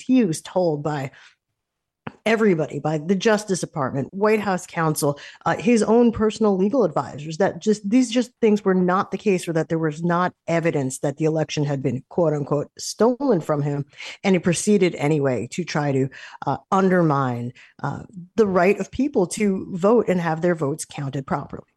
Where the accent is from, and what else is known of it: United States